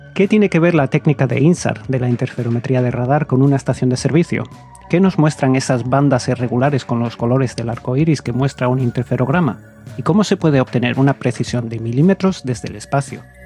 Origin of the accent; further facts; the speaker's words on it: Gijón, Asturias, Spain; yo, que soy de Gijón, de Asturias